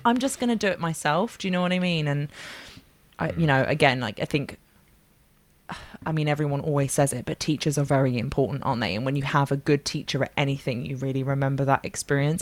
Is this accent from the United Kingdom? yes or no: yes; London, United Kingdom; moved away as an adult; now in Bath, United Kingdom; I'm from London, but I now live in Bath. I moved down here about three and a half years ago